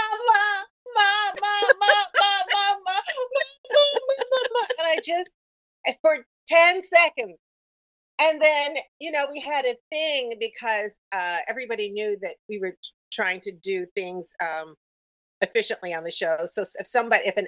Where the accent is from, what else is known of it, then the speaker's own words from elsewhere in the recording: New York, United States; moved away as an adult; also born or lived in Los Angeles; I was from New York, mm-hmm. and I guess I was too New York-y for